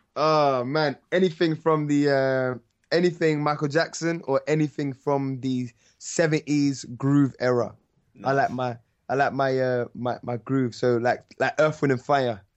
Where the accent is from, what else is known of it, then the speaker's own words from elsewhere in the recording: London, United Kingdom; I'm from North.